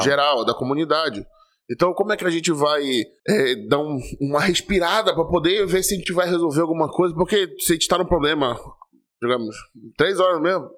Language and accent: Portuguese; Brazil; a gente, como brasileiro, a gente tem esse clamor pelo futebol